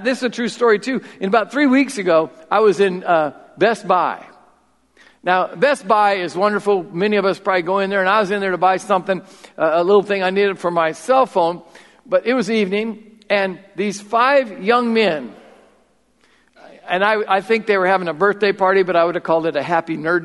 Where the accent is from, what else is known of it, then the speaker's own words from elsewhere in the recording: Marion, Iowa, United States; I grew up in South Marion